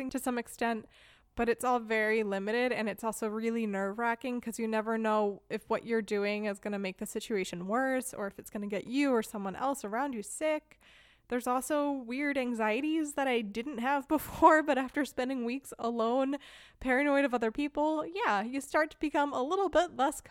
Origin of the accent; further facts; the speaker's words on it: United States; first language English; moved away as an adult; now in Germany; Casey and I are both Americans, both living in Germany